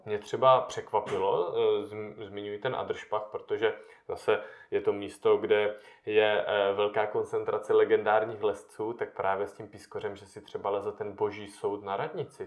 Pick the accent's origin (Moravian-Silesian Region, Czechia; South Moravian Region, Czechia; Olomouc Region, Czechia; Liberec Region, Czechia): South Moravian Region, Czechia; Moravian Karst; z té části, odkud já pocházím, z Moravského krasu